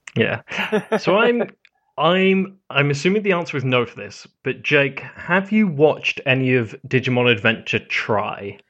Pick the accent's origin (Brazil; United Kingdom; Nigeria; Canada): United Kingdom; I'm British